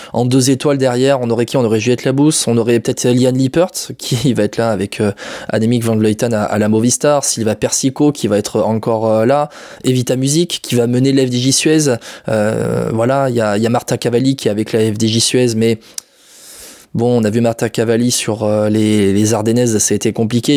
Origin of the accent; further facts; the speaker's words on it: France; chez nous en France